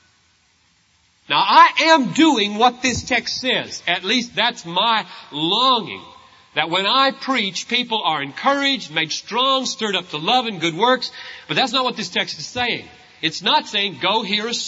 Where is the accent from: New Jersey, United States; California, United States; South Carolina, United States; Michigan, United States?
South Carolina, United States; I grew up in South Carolina